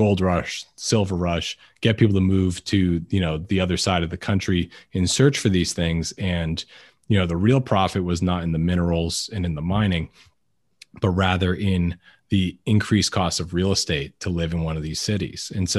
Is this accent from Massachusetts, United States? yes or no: yes; Weymouth, Massachusetts, United States; moved away; I'm actually from Boston originally.